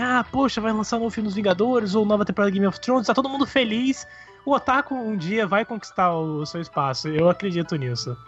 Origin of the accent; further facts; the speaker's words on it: Brazil; Eu sou, sou do Brasil